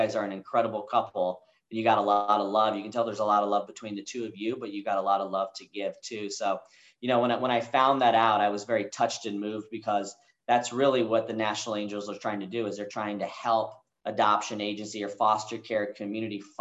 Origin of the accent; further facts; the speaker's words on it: Kansas City, United States; moved away as an adult; also born or lived in Denver, Colorado; now in Dallas-Fort Worth, United States; So I moved away from Kansas City. You know, that's where I went to high school. I consider that to be home.